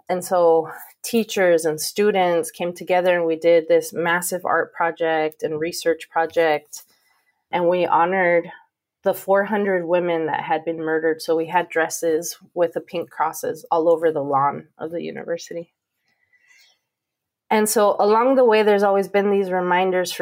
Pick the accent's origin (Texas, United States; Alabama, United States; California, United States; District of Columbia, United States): California, United States; Pomona; now in Arizona, United States; growing up in Pomona and growing up in the 80s and 90s